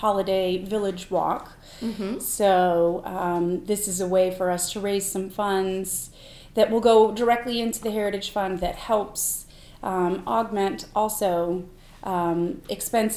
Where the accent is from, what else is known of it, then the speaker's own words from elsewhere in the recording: North Carolina, United States; also born or lived in Amherst, New Hampshire; now in Mount Vernon, United States; I've lived in 6 different states, and I grew up in North Carolina